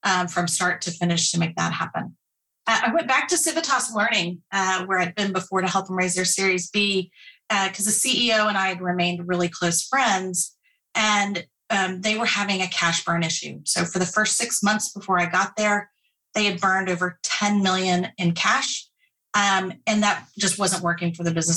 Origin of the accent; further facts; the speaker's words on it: Austin, Texas, United States; also born or lived in Dallas; being from Austin, I grew up and, you know, Dell was here